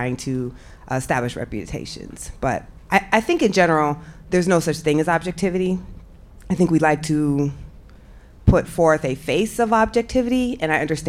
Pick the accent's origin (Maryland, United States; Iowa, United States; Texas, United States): Iowa, United States; moved away; I'm from Iowa